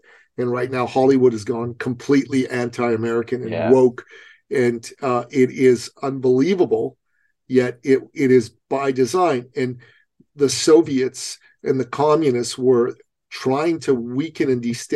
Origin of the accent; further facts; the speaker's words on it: Iran; moved away; I come from a traditional society. I come from Iran